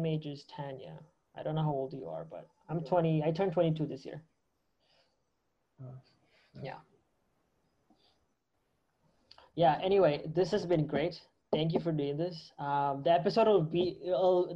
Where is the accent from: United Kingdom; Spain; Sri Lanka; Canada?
Canada; I'm originally from Canada.